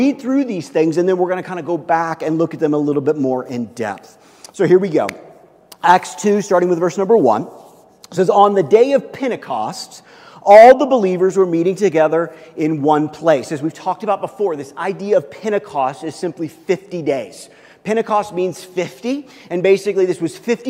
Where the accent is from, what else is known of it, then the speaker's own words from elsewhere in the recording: Kansas City, United States; moved away; I grew up in the Midwest. I grew up in Kansas City